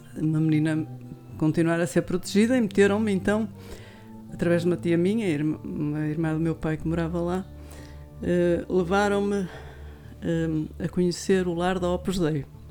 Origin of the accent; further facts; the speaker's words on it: Viana do Castelo, Norte, Portugal; also born or lived in Lisbon; eu cresci em Viana